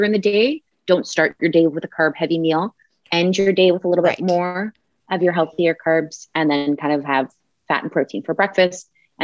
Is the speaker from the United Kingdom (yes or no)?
no; Canada; we both live in the same city. We're Canadian